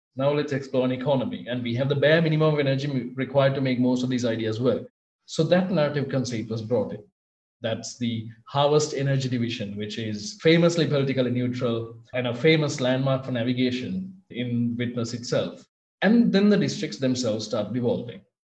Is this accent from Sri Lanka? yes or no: yes; Sri Lanka; I'm from Sri Lanka.